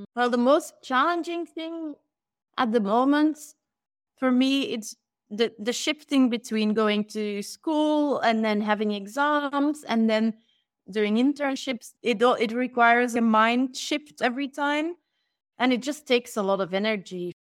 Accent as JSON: {"language": "English", "country": "Belgium", "also_born_or_lived": "London", "moved": "as an adult", "said": "I moved back to Belgium from London"}